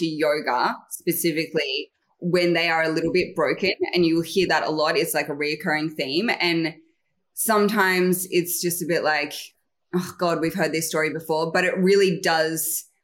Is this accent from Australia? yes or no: yes; Mullumbimby, New South Wales, Australia; I'm from Mullumbimby, which we like to make that really obvious that we're not from Byron Bay